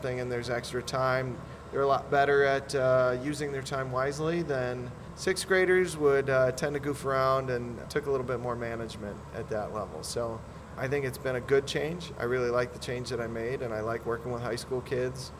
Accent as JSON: {"language": "English", "town": "Shabbona", "region": "Illinois", "country": "United States", "tie": "born or raised there", "also_born_or_lived": "Sycamore, Illinois", "said": "I grew up out kind of by Shabana, 7 miles outside of Shabana"}